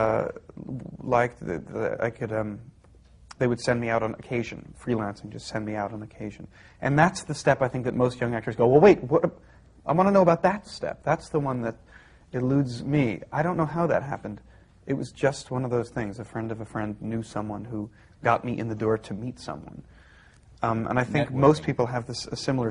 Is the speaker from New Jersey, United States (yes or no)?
yes; New Jersey, United States; I was born in New Jersey